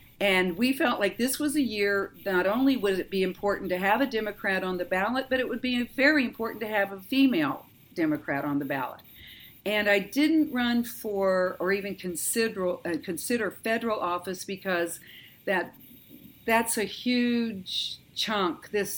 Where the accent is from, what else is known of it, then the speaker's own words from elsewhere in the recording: Texas, United States; also born or lived in Seattle, Washington; but I was born in Seattle, Washington. My mom and dad divorced when I was 10, and so I did most of my public education in Texas.